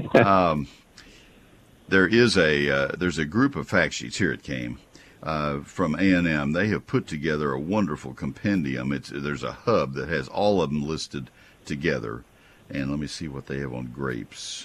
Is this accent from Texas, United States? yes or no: yes; College Station, Texas, United States; also born or lived in Ohio; I grew up in College Station